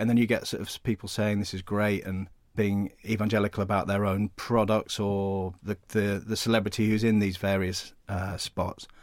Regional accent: United Kingdom; Being British

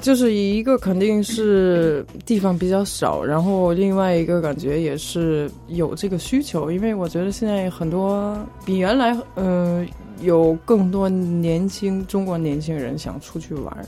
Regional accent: suburbs of Frankfurt, Hesse, Germany; moved away; 其实我也不是法兰克福市中心出生的长大的，我也是在郊区嗯。长大的

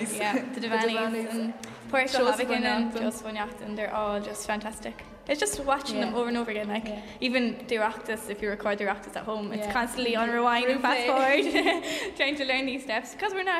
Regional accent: Drumsna, Connacht, Ireland; I'm from Drumsna in County Leitrim

